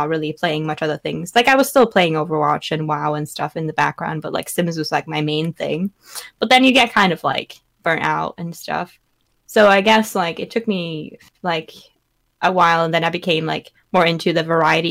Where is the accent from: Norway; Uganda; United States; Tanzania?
Norway; I am a Norwegian full-time streamer from Norway